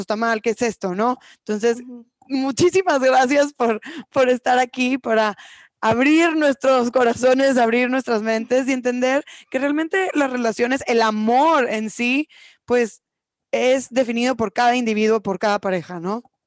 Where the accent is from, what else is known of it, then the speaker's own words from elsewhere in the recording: Mexico; como mujeres mexicanas, eh, y como personas mexicanas en esta cultura latina, machista, que cada vez nos abrimos más, de cierta forma crecimos con esta idea